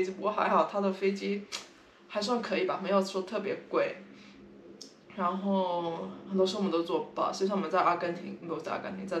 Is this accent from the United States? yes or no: yes; San Francisco, California, United States; 他们那时候听到我们跟他们说，就哦我们是三藩市来的，他们都会说哦你们三藩市好多 homeless